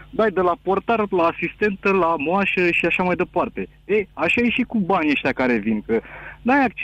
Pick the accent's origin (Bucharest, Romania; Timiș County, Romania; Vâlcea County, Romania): Bucharest, Romania; eu sunt din București.